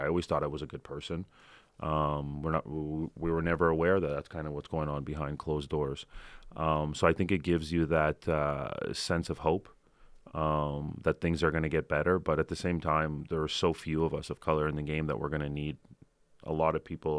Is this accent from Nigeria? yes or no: no; Toronto, Ontario, Canada; Obviously, where I'm from Toronto, it's so different walking into a Raptors game than it is walking into to a Leaf game.